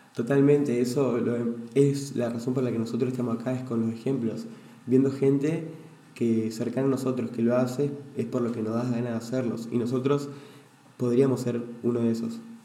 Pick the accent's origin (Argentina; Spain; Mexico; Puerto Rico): Argentina; Entre Ríos; now in Buenos Aires, Argentina; soy de Entre Ríos